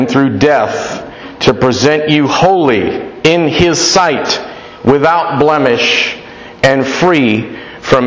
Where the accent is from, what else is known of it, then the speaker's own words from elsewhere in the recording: Florida, United States; I'm from Florida, and where I live, there's a lot of crime